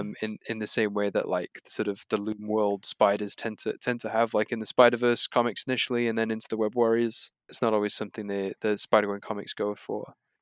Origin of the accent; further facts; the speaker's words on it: United Kingdom; as a British person from Britain, I get all of the references they're making